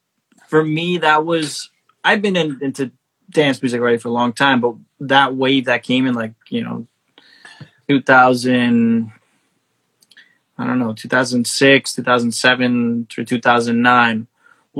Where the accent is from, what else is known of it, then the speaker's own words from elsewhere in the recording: New York City, New York, United States; I'm from Little Neck, which is like border of Queens, Nassau